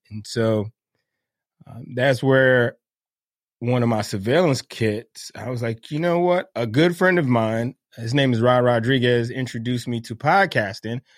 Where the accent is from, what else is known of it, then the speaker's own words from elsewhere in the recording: Miami, Florida, United States; moved away as an adult; I grew up in Miami, Florida